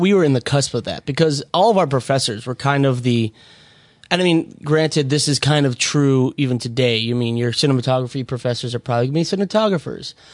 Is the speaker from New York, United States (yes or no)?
no; Minnesota, United States; in honor of my hometown. Both liquors in there are from Minnesota